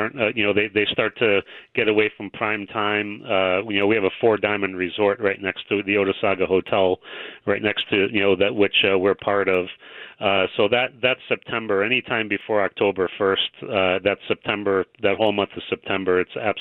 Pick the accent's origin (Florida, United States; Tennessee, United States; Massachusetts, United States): Massachusetts, United States; moved away as an adult; now in Cooperstown, United States; I grew up in Massachusetts